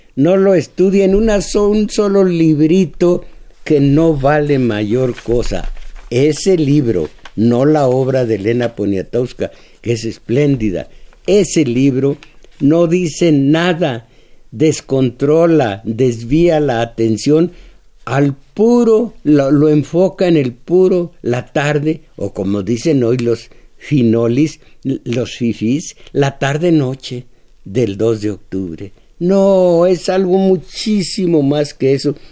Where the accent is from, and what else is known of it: Mexico